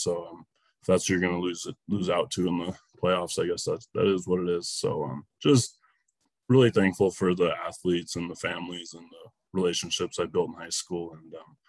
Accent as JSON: {"language": "English", "town": "Park City", "region": "Montana", "country": "United States", "tie": "born or raised there", "also_born_or_lived": "Laurel, Montana", "said": "I started off growing up in Park City, and then my parents moved to Laurel when I was in eighth grade"}